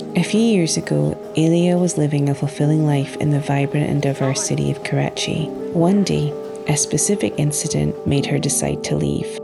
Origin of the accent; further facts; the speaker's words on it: Scotland, United Kingdom; accent: Scottish; moved away as an adult; now in United States; I came from Scotland.